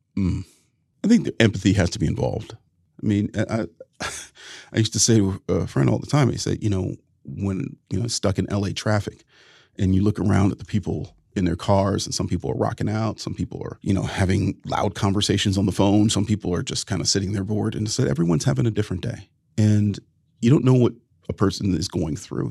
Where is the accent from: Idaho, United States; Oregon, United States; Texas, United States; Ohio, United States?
Ohio, United States; my home state of Ohio